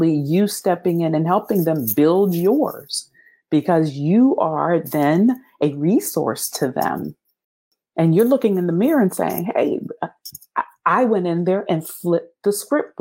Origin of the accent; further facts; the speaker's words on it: Pennsylvania, United States; moved away; also born or lived in Ohio / South Carolina / Germany; I'm from Pennsylvania. I'd only lived in Ohio and South Carolina